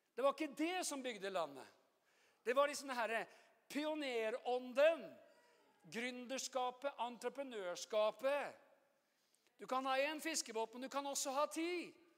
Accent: Oslo, Norway; jeg er jo fra Oslo

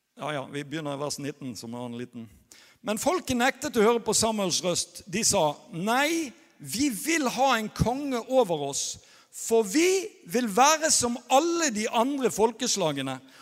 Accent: Norway; moved away; jeg er norsk

